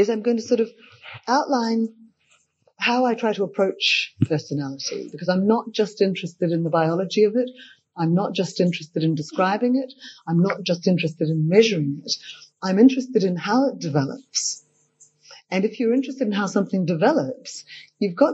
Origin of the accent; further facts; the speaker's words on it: Australia; growing up in Australia